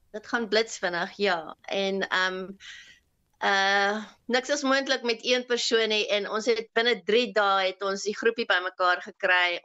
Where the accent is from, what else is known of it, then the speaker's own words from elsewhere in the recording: South Africa; now in Austria; As Suid-Afrikaner